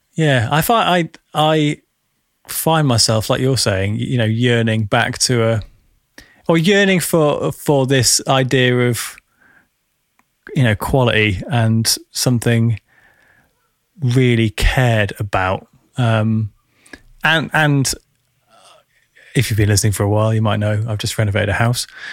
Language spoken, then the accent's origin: English; United Kingdom; I'm speaking as a British Western, Westerner